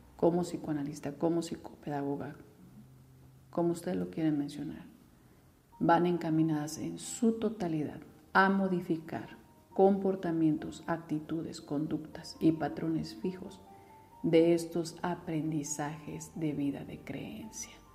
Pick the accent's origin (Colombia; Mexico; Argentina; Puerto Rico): Mexico